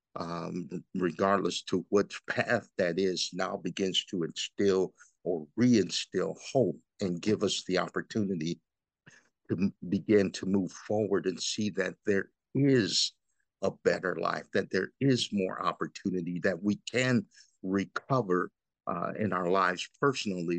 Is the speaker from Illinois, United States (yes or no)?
yes; Freeport, Illinois, United States; I'm from Freeport originally